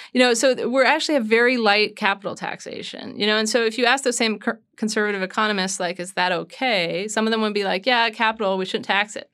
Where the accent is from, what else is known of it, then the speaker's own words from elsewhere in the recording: United States; being an American